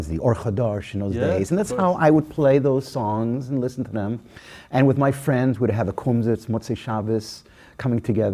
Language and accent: English; Toronto, Ontario, Canada; I grew up in Toronto